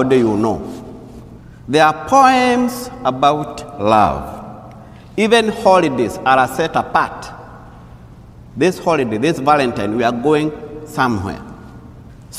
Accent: Kenya; moved away; I'm a native from Kenya

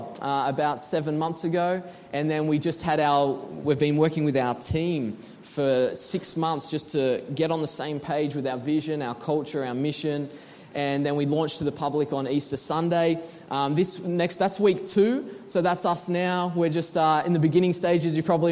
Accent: Sydney, New South Wales, Australia; moved away; We are from Sydney, Australia

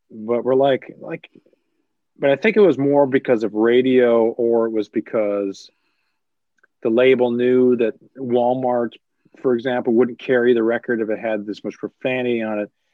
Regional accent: Vancouver, British Columbia, Canada; we grew up in Vancouver

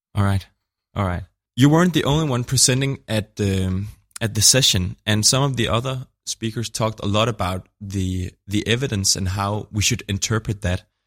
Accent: Denmark; I'm from Denmark

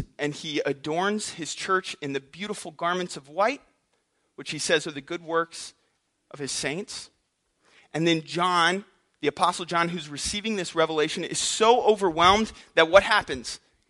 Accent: Philippines; also born or lived in St. Louis, United States; I'm an MK, missionary kid. I grew up in the Philippines and in St. Louis, so I've traveled a lot.

